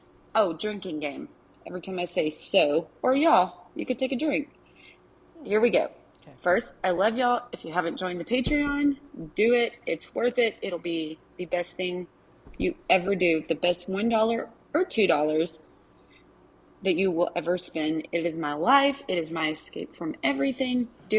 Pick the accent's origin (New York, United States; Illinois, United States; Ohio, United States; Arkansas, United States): Arkansas, United States; accent: Arkansas; My accent is a super strong Arkansas accent.